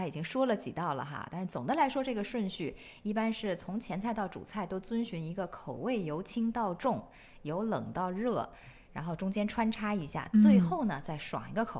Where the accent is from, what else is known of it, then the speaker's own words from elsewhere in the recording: China; 我觉得它们那个壳儿长得就完全和我认知里面从小在中国见到的蜗牛不一样